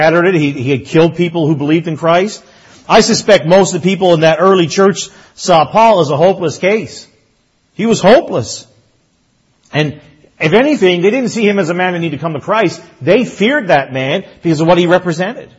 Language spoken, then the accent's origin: English; Newfoundland and Labrador, Canada; growing up in Newfoundland